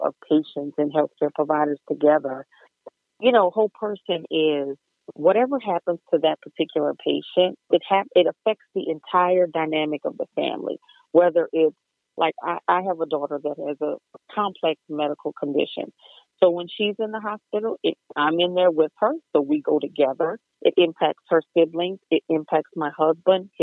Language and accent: English; Deep South, United States; I'm from the Deep South.